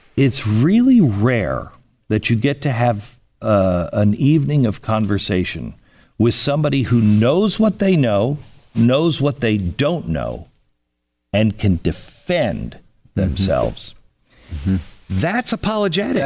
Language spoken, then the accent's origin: English; Seattle, Washington, United States; moved away; I'm a West Coast guy. I grew up in Seattle.